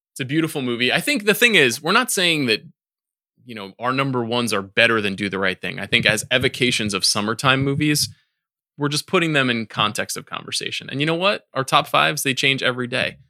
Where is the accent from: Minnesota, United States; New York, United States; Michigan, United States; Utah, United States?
New York, United States; Farmingdale; I, I grew up fu, ten minutes from The Real Adventureland, which is in Farmingdale, Long Island